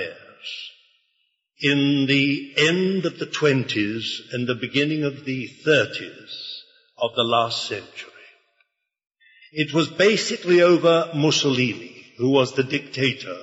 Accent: United Kingdom; I was born in Britain by basically an accident

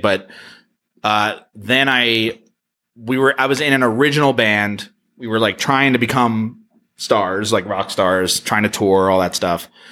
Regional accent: New Jersey, United States; I'm from Jersey

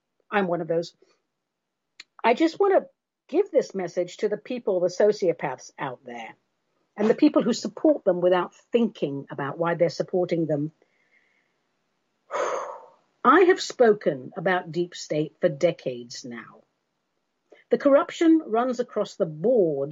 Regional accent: London, United Kingdom; I'm from London and all of that, but our race ancestry is Armenian

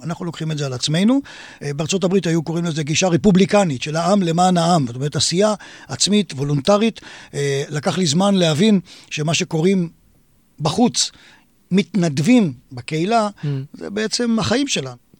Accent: Israel; נולדתי בכפר בישראל, מוקף שדות

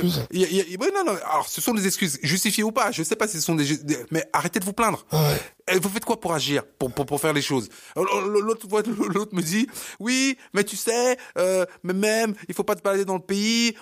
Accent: Cameroon; moved away; je suis camerounais

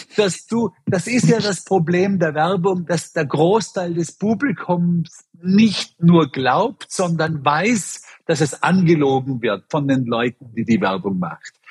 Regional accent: Bregenz, Vorarlberg, Austria; moved away; nach Bregenz in meine Heimatstadt geschickt, um meine ganzen Brüder und Schwestern zu interviewen

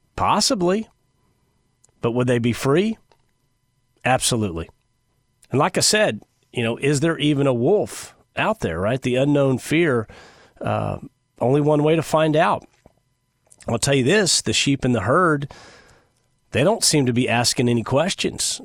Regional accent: United States; Americans by nature, we are obedient people.

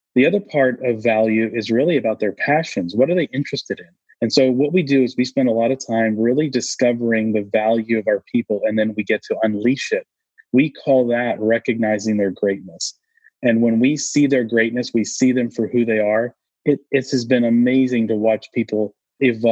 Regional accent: New England, United States; now in Austin, United States; I grew up in New England as I call it typical New England

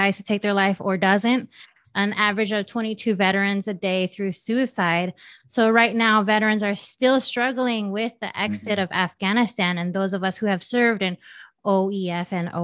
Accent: Southern California, United States; I grew up in Southern California, like desert area, but close to the beach

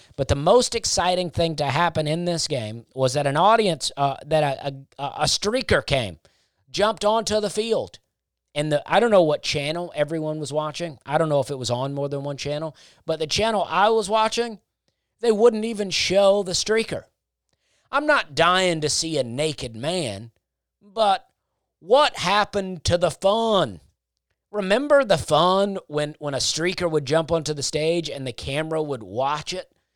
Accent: Alabama, United States; I grew up in Alabama

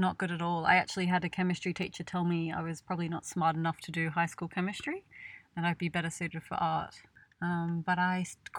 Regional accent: New South Wales, Australia; I'm from Australia. I'm from a small country town between Sydney and Canberra.

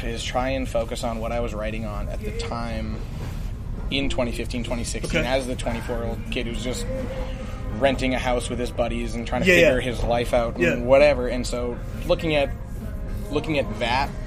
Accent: Canada; we're from Canada

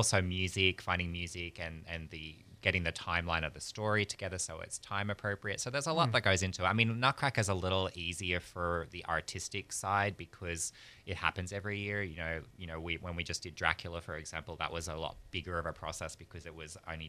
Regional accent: Australia; moved away as an adult; also born or lived in Europe / New York; now in Pensacola, United States; I'm from Australia originally.

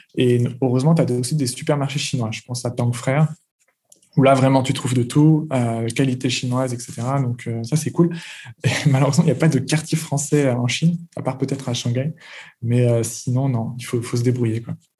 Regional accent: France; moved away as an adult; now in China; en tant que Français, ayant grandi en France

